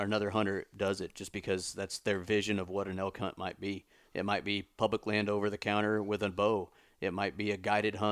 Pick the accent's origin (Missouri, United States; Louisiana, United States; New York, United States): Missouri, United States; my home state